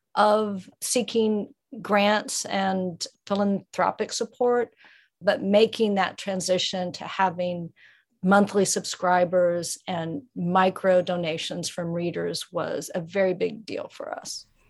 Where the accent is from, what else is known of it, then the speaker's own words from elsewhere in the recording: Ozarks of Missouri, United States; now in West Virginia, United States; I grew up in the Ozarks of Missouri